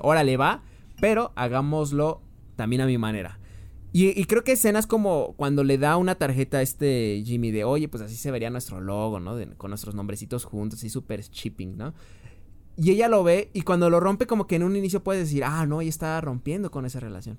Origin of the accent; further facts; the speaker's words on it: Mexico; siendo mexicano